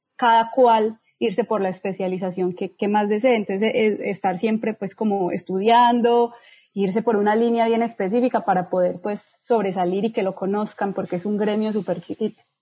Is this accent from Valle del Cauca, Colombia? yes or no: no; Medellín, Antioquia, Colombia; moved away as an adult; now in Sierra Leone; yo nací en Medellín